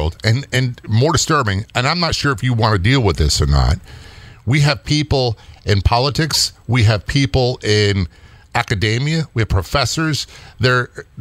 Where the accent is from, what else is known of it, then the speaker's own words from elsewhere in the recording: Norfolk, Virginia, United States; I was raised in Norfolk, Virginia, most of my life in a military town